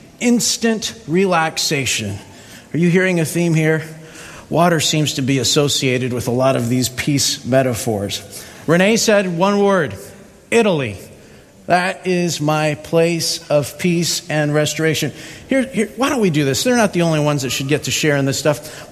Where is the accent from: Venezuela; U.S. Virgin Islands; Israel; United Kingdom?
U.S. Virgin Islands; on the top of my list of favorite places is where I grew up in St. Thomas and St. John.